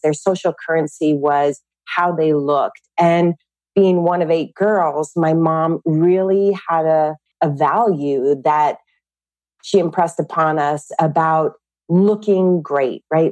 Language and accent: English; California, United States; I grew up in California with 10 brothers and sisters